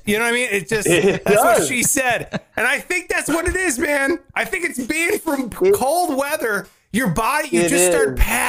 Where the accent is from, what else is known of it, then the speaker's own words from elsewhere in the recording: Ohio, United States; I'm from Ohio.